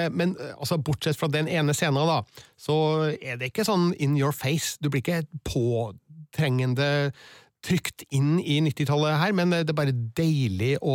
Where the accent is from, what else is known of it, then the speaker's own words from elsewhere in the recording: Stjørdal, Trøndelag, Norway; vi var litt seint ute med skating, kanskje, da der jeg